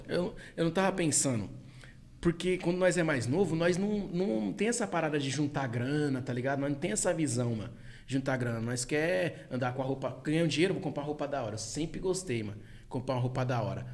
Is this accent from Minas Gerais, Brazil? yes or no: no; Taboão da Serra, São Paulo, Brazil; sou do Tabuão, pô, nasci aqui